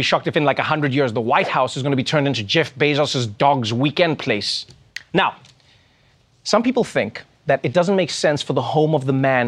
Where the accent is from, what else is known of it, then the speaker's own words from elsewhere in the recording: South Africa; my home country, South Africa